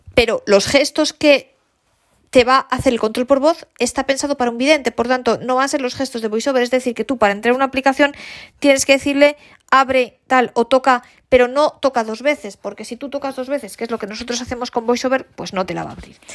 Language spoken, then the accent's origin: Spanish; Spain; first language Spanish; todos los hispanoparlantes tanto españoles como nuestros grandísimos amigos de América Latina, de hablar español, de que el español sea nuestra lengua materna